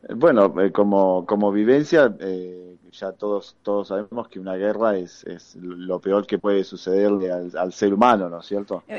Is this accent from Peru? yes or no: no; Argentina; uno como excombatiente argentino